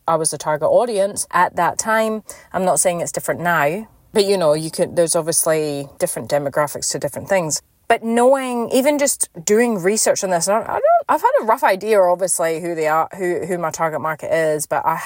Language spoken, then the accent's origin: English; Scotland, United Kingdom; now in Perth, Australia; obviously I was born here, but I grew up in Scotland, hence the accent